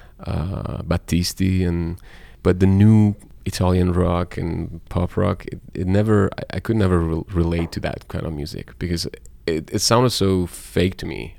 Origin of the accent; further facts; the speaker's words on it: Tehran, Tehran Province, Iran; moved away as an adult; also born or lived in Florence, Italy; I'm a city boy. Like, I grew up in Tehran, and like moving to Florence, this tiny town